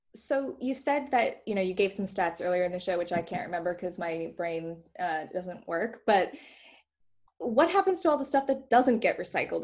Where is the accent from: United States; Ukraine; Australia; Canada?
Canada; moved away; I grew up in Canada